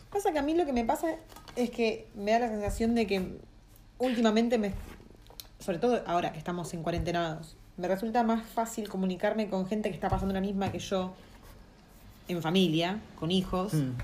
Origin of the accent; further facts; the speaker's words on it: Argentina; moved away as an adult; aprender español de un argentino es como querer aprender inglés de un australiano, justamente. O sea, porque somos los que más, eh, ¿cómo se dice?, deformamos el, idioma